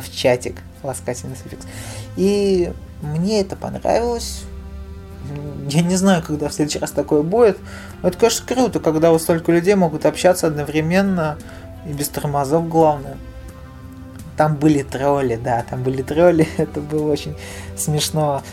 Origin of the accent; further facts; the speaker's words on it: Nizhny Novgorod, Nizhny Novgorod Oblast, Russia; я в Нижнем Новгороде живу